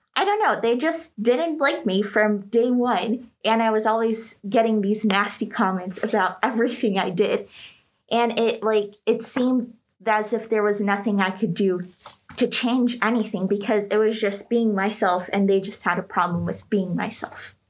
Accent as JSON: {"language": "English", "country": "United States", "also_born_or_lived": "Greece", "moved": "yes", "said": "I was from the States"}